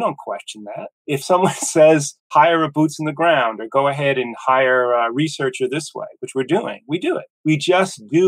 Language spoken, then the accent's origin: English; United States; now in Augusta, United States; I'm from the New York, New Jersey area and came down here to Augusta decades ago